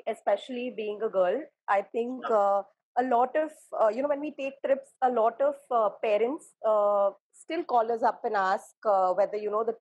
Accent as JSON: {"language": "English", "town": "Mumbai", "region": "Maharashtra", "country": "India", "said": "I am from Bombay"}